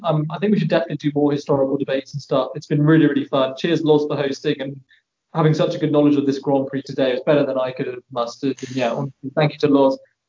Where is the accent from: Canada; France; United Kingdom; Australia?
United Kingdom; I mean, I'm a British fan and I support Hamilton